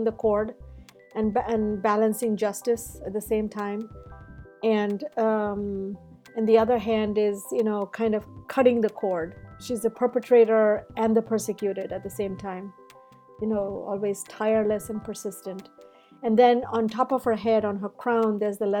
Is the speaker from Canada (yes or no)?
no; India; moved away as an adult; now in United States; I come from India, and those icons from Hinduism and Buddhism and all surrounded me